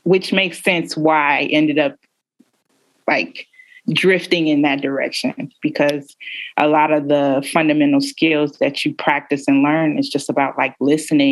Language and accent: English; Chicago, Illinois, United States; moved away as an adult; now in Baltimore, United States; I am originally from Chicago